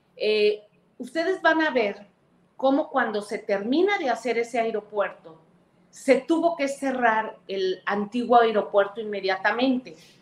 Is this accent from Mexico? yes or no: yes; Veracruz, Mexico; yo voy constantemente a Veracruz, es mi tierra, bueno, soy senadora de mi estado